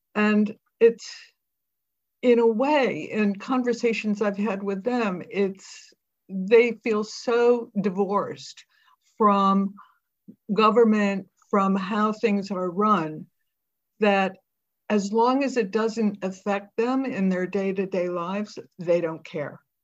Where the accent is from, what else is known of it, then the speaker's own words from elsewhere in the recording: United States; now in United Kingdom; you're an American